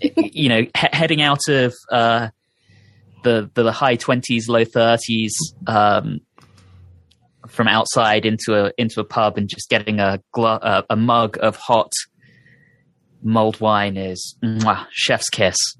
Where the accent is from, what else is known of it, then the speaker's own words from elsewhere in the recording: United Kingdom; moved away; growing up in Britain